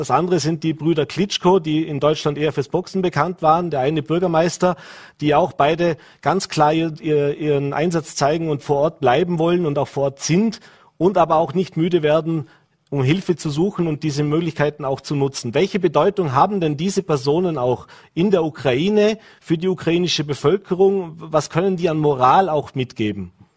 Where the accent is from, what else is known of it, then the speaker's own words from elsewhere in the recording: Austria; hier bei uns in Österreich